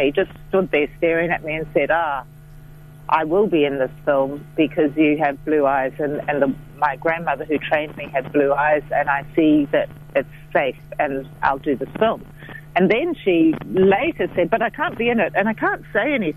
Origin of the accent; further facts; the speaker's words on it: Fiji; moved away as an adult; also born or lived in Dunedin, New Zealand; now in Wellington, New Zealand; I was a young woman from Fiji, even though in Pākehā skin with a very Fijian mind